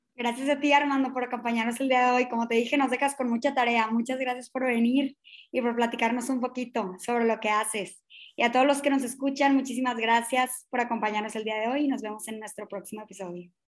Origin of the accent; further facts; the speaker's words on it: Mexico; como ciudadanos, como docentes, como personas, como mexicanos